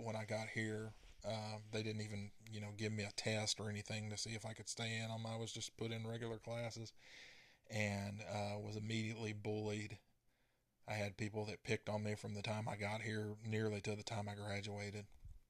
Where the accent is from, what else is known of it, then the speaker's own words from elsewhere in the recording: Texas, United States; born there; So, I was born in East Texas, and my dad worked in the oil field, and we moved 4 times before I reached the 5th grade.